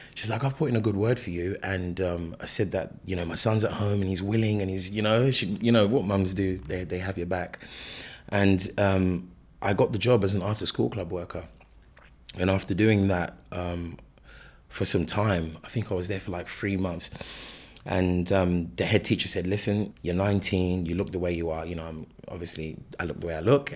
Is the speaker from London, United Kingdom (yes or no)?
yes; London, United Kingdom; also born or lived in Lagos, Nigeria; I grew up in London.